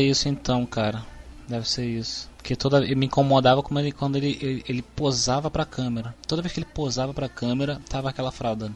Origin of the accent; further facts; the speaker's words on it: Rio de Janeiro, Brazil; eu sou carioca